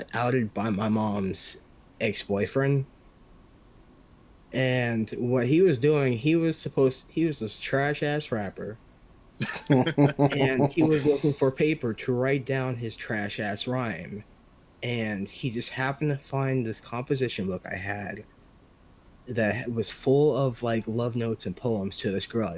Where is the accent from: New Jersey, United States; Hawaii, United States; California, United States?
California, United States; Bay Area; I'm from Bay Area, California